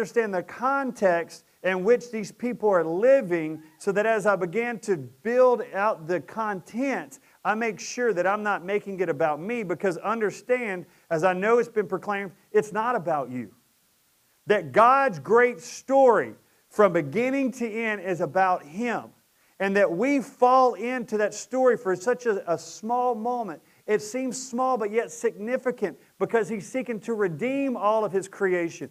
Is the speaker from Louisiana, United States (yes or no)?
yes; Presidential Estates, Fairbanks, Sterlington, Louisiana, United States; we moved from Presidential Estates over to Fairbanks, and we lived down a dirt road in a trailer